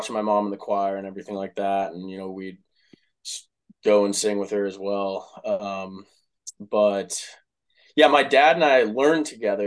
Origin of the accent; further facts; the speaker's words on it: Dallas, Texas, United States; moved away as an adult; also born or lived in Cleveland, Ohio / Philadelphia / Lake Forest, Illinois; I'm from Dallas, Texas originally. I, you know, I was born and raised there.